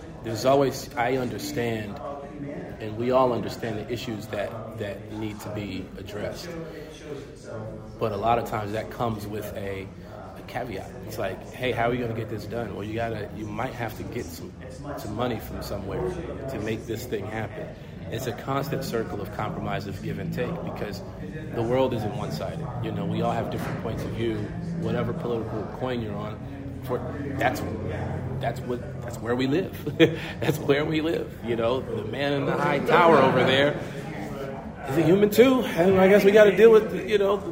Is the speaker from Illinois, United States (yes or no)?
yes; Chicago, Illinois, United States; we're from Chicago.